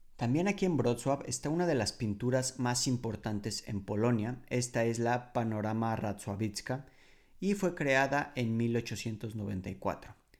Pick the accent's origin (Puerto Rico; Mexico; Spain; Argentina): Mexico; Mexico City; moved away as an adult; now in Poland; la Ciudad de México, por ejemplo, de donde yo soy originario